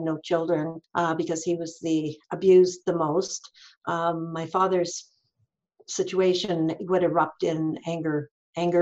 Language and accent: English; rural Ontario, Canada; I grew up in rural Ontario on a poor, struggling dirt farm.